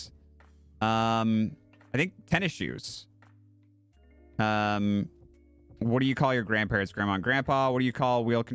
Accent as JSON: {"language": "English", "country": "United States", "said": "I'm from Washington"}